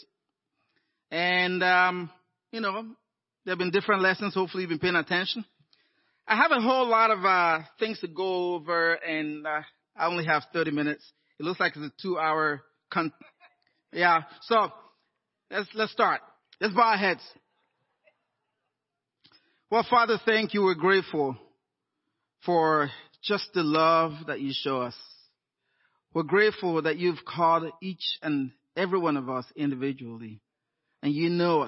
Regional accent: Nigeria; moved away as an adult; also born or lived in Inland Empire, California; now in Los Angeles, United States; I'd grown up in Nigeria, and in my, 21, I moved down to the U.S.

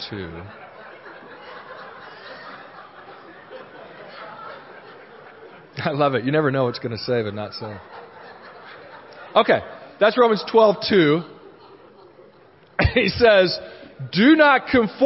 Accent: Honolulu, Hawaii, United States; I was born in Honolulu in Hawaii

